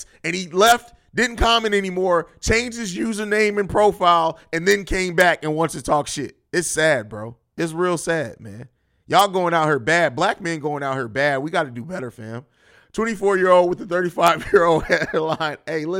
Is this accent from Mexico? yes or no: no; Italy; Oh, well, I grew up in Europe. … actually isn't a girl's name over there. It's kind of pretty kind of common, especially where I lived in Italy.